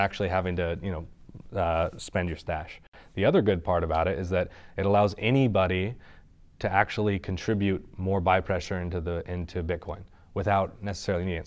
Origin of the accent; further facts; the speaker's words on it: Sonoma Valley, California, United States; I'm from Sonoma Valley up north, wine country